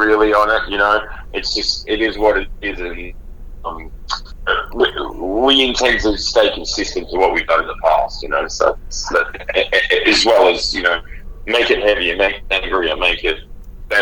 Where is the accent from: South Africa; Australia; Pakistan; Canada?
Australia; a bunch of kids growing up in Australia